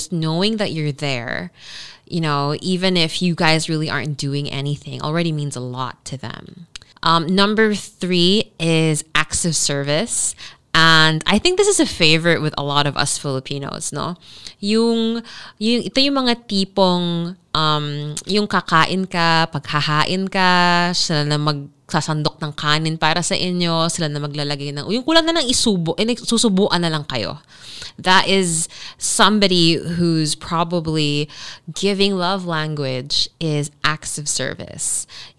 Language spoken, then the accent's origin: English; Dubai, United Arab Emirates; you know, I grew up in Dubai.